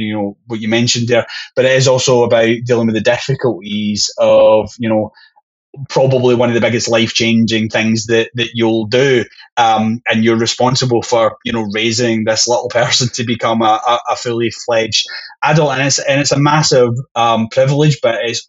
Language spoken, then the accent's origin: English; Scotland, United Kingdom; being Scottish